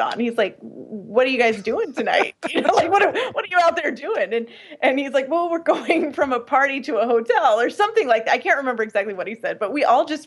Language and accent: English; Portland, United States; moved away; Being in Portland, where I'm from originally